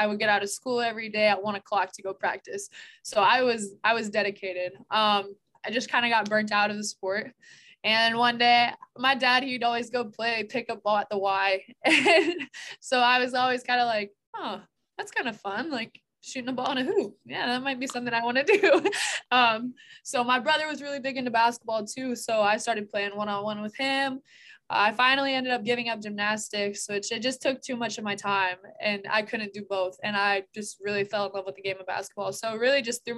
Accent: Des Moines, Iowa, United States; I'm from Des Moines

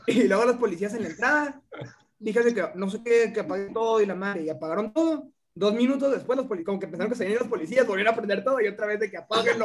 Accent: Mexico; soy de aquí, no, soy mexicano

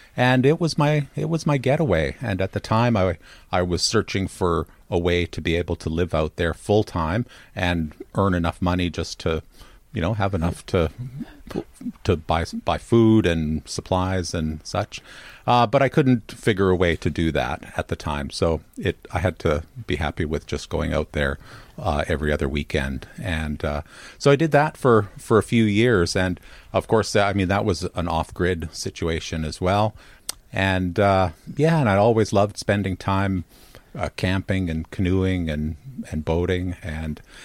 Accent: Winnipeg, Manitoba, Canada; moved away as an adult; I'm from Winnipeg, Manitoba, in Canada, and uh, that's where I grew up

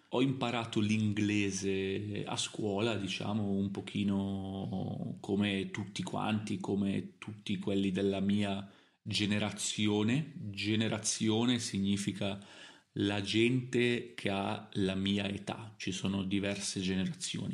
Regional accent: Italy; also born or lived in Milan / Germany; io sono italiano, quindi l'Italia è il mio paese natale, perché sono nato in Italia

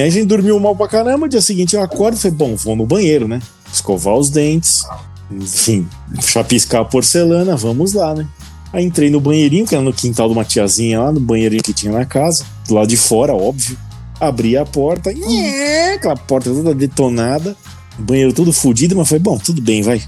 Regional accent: Brazil; a gente é do Brasil

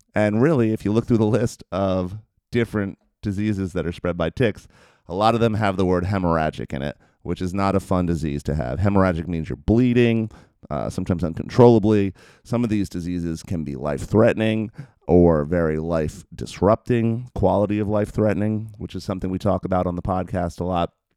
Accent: New Jersey, United States; where I grew up in New Jersey

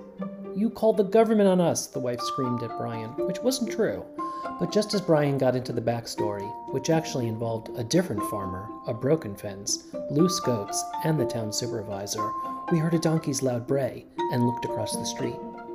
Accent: New Jersey, United States; moved away as an adult; also born or lived in Brooklyn, New York; now in Dutchess County, New York, United States; I grew up in New Jersey suburbs

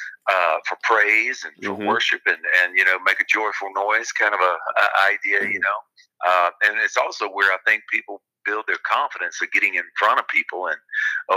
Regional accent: Florida, United States; moved away; my home state of Florida

